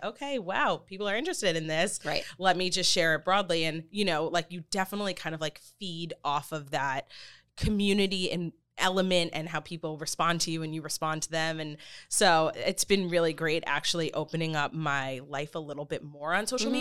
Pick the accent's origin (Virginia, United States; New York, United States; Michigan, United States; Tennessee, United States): New York, United States; Long Island; moved away as an adult; now in Florida, United States; I grew up on Long Island, um, moved to the city for high school